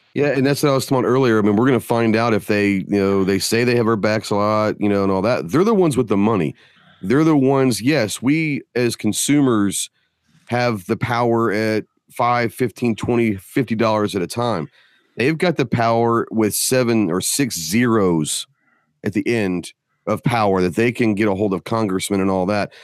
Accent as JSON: {"language": "English", "town": "Dallas", "region": "Texas", "country": "United States", "moved": "yes", "said": "I'm from Dallas, so I'm partial. Uh, I don't live there right now, but I'm from there."}